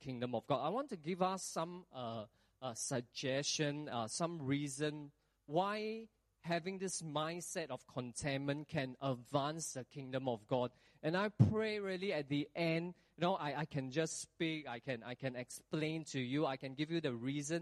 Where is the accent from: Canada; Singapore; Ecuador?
Singapore; we as Singaporean